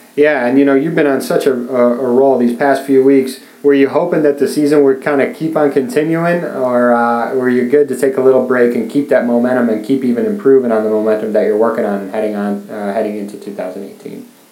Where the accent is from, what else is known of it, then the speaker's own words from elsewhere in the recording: Chicago, Illinois, United States; I'm from Chicago